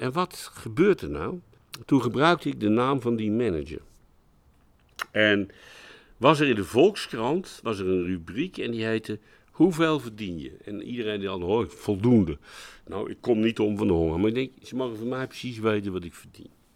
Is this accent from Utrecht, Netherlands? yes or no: yes; Utrecht, Netherlands; ik ben Utrechter, geen Amsterdam